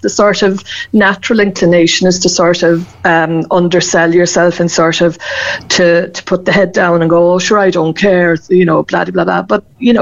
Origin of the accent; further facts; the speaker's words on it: Cork, Munster, Ireland; I come from Ahla, but my mum was from Bear and dad from Coolay, so I know that part of the country very well